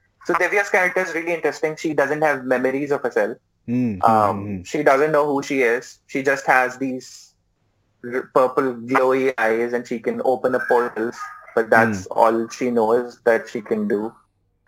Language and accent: English; Karachi, Sindh, Pakistan; moved away as an adult; now in Islamabad, Pakistan; I'm in Islamabad, although I am from Karachi. I just moved to Islamabad